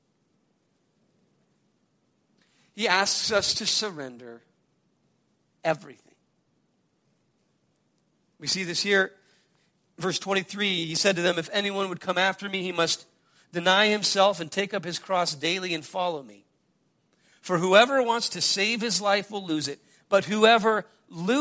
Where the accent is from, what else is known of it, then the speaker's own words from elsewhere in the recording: United States; as an American